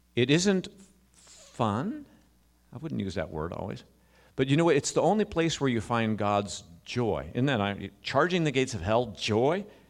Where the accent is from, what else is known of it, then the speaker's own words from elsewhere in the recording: United States; we as American Christians